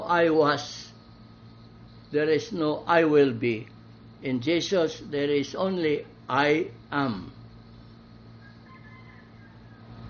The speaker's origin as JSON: {"language": "English", "town": "Balamban", "region": "Central Visayas", "country": "Philippines", "tie": "born or raised there", "said": "my hometown of Balamban"}